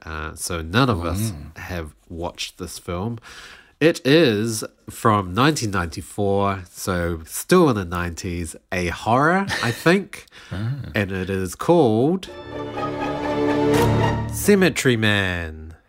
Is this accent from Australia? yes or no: yes; Australia; in Australia we don't.